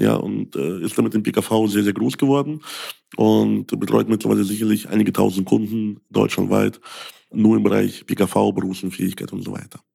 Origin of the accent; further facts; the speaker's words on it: Ukraine; German is a second language; now in Germany; Ich bin ja selbst Ausländer. Ich komme aus der Ukraine.